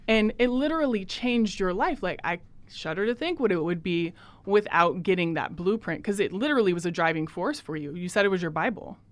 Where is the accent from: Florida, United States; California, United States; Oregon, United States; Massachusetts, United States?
Oregon, United States; Portland; I'm from Portland